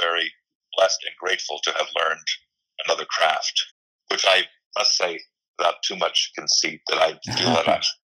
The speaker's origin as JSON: {"language": "English", "region": "Pennsylvania", "country": "United States", "also_born_or_lived": "New York / Maine", "moved": "yes", "lives_now": "Woodland Hills, United States", "said": "I'm from Pennsylvania"}